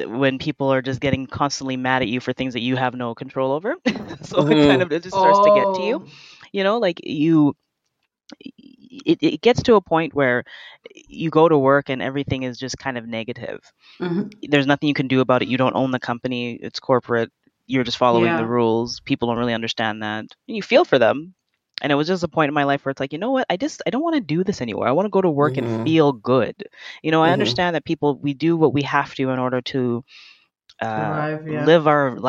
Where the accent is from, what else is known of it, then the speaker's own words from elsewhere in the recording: Canada; born there; Well, I was born in Canada, but my parents are both Jamaican.